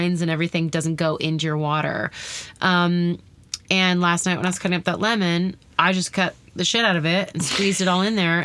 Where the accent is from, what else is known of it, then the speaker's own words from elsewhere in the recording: Canada; moved away as an adult; now in United States; I'm Canadian